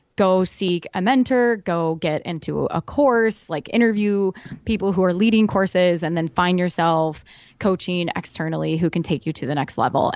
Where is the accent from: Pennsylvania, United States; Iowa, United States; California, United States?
Iowa, United States; I'm from Iowa